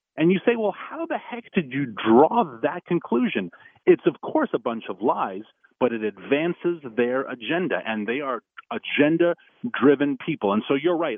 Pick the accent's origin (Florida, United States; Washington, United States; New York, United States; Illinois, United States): New York, United States; New York City; New York State, my home state, uh, New York City is where I'm from